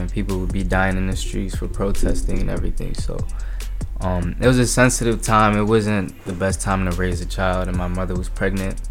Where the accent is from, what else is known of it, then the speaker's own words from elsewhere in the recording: Arlington, Virginia, United States; also born or lived in Denver, Colorado; I was born in Arlington, Virginia. I lived here for about 3-4 years, and then we moved to Denver. So I have a little bit of Midwest influence. I stayed there for about 6 years, and we came back to Virginia